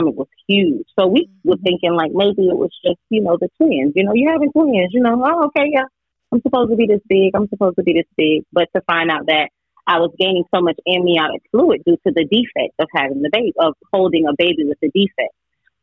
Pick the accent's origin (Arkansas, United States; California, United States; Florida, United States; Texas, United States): Florida, United States; Delray Beach; I grew up in a small town called Delray Beach. It's in Palm Beach County, southern Palm Beach County